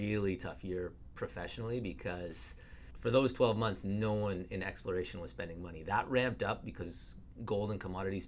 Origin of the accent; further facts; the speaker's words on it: Vancouver, British Columbia, Canada; also born or lived in Ottawa; I was born in Ottawa, and the whole family moved back to Vancouver. So I've been here a long time